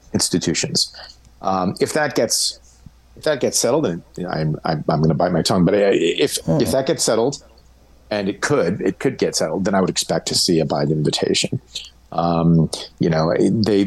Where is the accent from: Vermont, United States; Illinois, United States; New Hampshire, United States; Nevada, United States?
Vermont, United States; my home state of Vermont